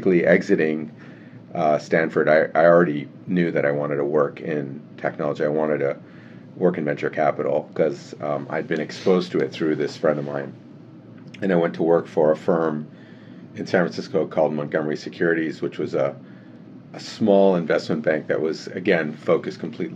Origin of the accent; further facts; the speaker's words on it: Geneva, Switzerland; moved away as an adult; also born or lived in Canada / California; I was born in Canada, and my family moved to Geneva when I was 7 years old. So I grew up in Geneva.